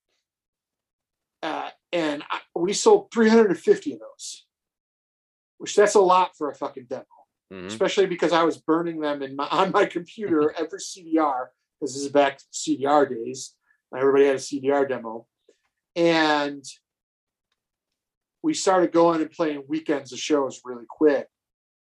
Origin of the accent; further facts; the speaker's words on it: North Tonawanda, New York, United States; who I grew up with in North Tonawanda